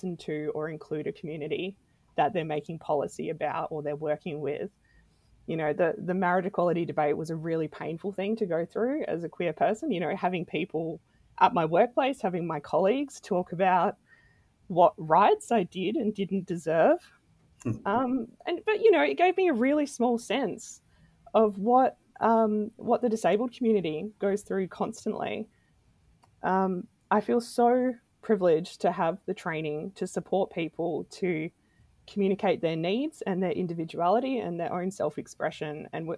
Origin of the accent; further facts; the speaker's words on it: Adelaide, South Australia, Australia; I've lived in a few different places around Australia and around the world. I'm originally from Adelaide.